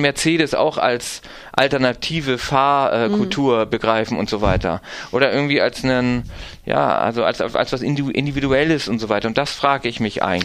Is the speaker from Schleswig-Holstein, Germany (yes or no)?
yes; Timmendorfer Strand, Schleswig-Holstein, Germany; in dem Kaff, wo ich herkomme, Timmendorfer Strand an der Ostsee